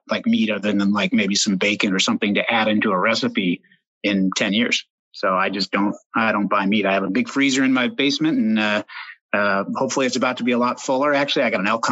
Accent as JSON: {"language": "English", "region": "Oregon", "country": "United States", "tie": "born or raised there", "said": "I grew up in Oregon, still live here"}